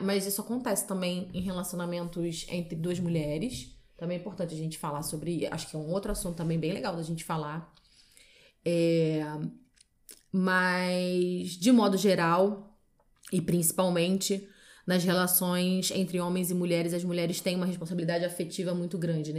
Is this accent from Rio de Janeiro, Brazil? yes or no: yes; Rio de Janeiro, Brazil; moved away as an adult; now in Porto, Portugal; Eu sou do Rio de Janeiro.